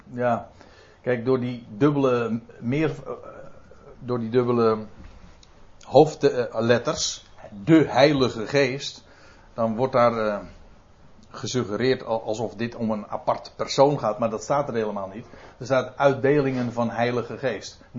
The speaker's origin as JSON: {"language": "Dutch", "country": "Netherlands", "said": "goh, dan ben ik echt een Nederlander, hè?"}